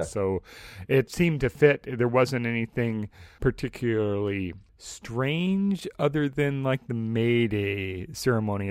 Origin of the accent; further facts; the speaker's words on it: Saint Paul, Minnesota, United States; I grew up in the suburbs of the Twin Cities, uh, Saint Paul particularly